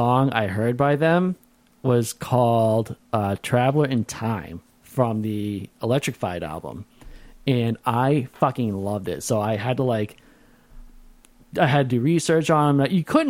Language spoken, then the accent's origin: English; United States; So I'm American.